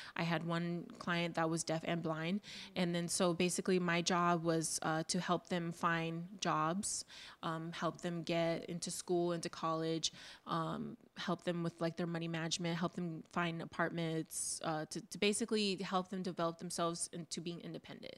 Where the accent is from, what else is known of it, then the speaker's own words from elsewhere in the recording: Oxnard, California, United States; I go Oxnard